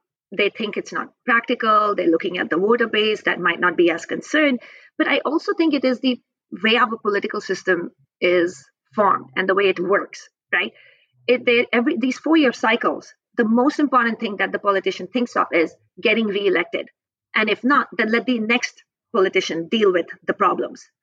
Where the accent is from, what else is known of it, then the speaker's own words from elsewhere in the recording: Indian Himalayas, India; also born or lived in British Columbia, Canada; now in Vancouver, Canada; I grew up in India, in the Indian Himalayas